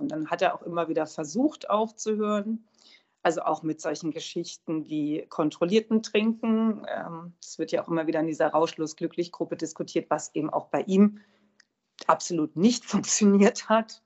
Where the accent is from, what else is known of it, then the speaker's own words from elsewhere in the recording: Hochschwarzwald, Baden-Württemberg, Germany; moved away; bei meinem Vater im Hochschwarzwald. Und das ist ja die Gegend, wo ich herkomme